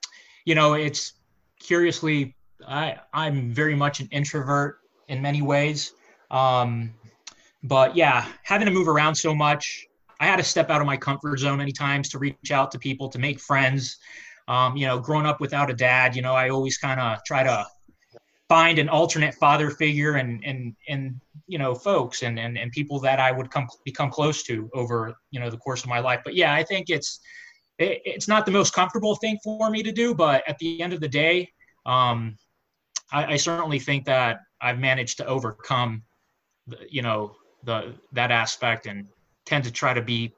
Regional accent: Costa Rica; also born or lived in Mexico / United States; I was born in Mexico to a Mexican father, a Costa Rican mother. She left him and would end up remarrying three times. My two sisters and I were raised pretty much back and forth between the U.S. and Costa Rica.

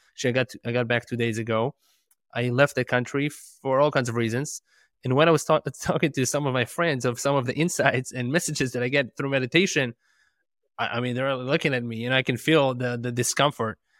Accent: Israel; moved away; I'm, I'm from Israel originally.

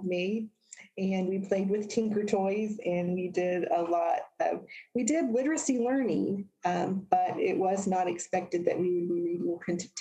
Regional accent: Indiana, United States; also born or lived in New Jersey; The majority of my childhood was here in Indiana

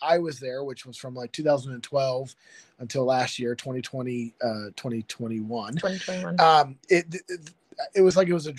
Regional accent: Ohio, United States; moved away as an adult; also born or lived in California; now in Mackville, Kentucky, United States; Growing up in Ohio

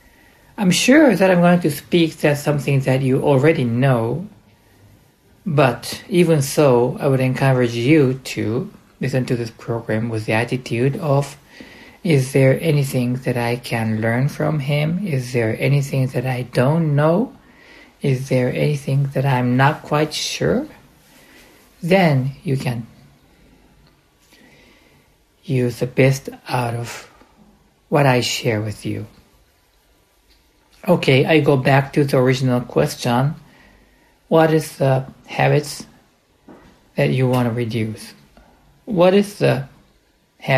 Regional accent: United States; also born or lived in United Kingdom; now in Japan; I grew up in the United States

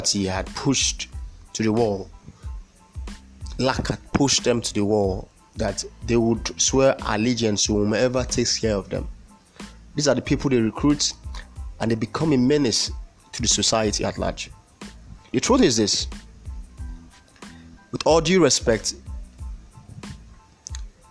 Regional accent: Nigeria; our people to thrive and enjoy the commonwealth of being a Nigerian

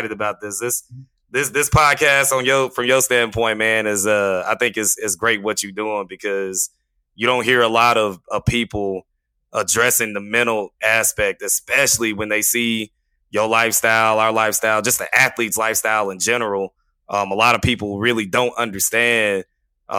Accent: Terrell, Texas, United States; I grew up in Terrell

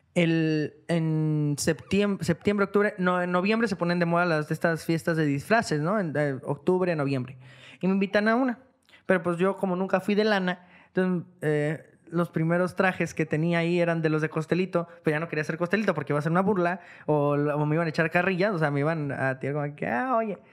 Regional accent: Guadalajara, Jalisco, Mexico; moved away as an adult; now in Tijuana, Mexico; soy de Guadalajara, soy de aquí

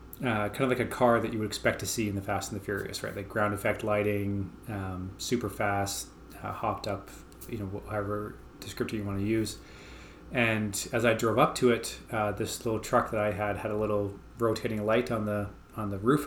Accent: Calgary, Alberta, Canada; I grew up here in Calgary, Alberta.

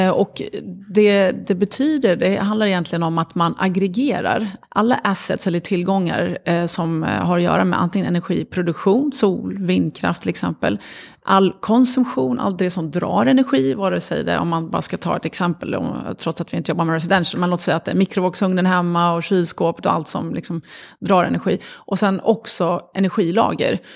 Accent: Sweden; also born or lived in Lebanon; Uppvuxna i Sverige, jag var fem år när vi kom till Sverige, växte upp här

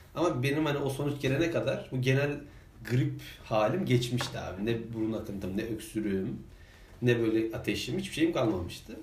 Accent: İzmir, Turkey; biz de bir İzmirli olarak

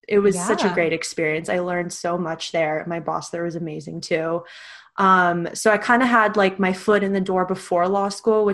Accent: Istanbul, Turkey; moved away as an adult; also born or lived in Oregon, United States; now in United States; I am originally from Istanbul, Turkey. I'm half American. I was born in Oregon, but raised there, been in the States since 2010 when I came here for college.

